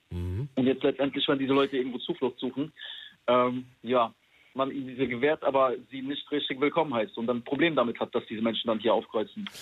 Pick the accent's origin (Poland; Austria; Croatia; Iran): Poland; now in Germany; ich komme aus Polen, aus einem sehr armen Land.